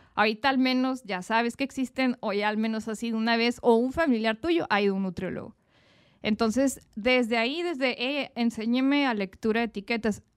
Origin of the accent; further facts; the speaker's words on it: Mexico; como mexicanos somos más apapachadores